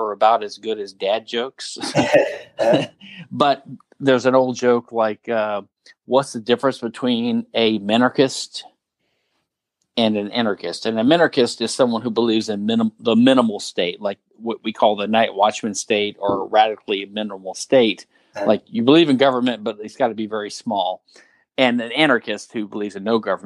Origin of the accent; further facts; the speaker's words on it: Louisiana, United States; now in Houston, United States; I'm from Louisiana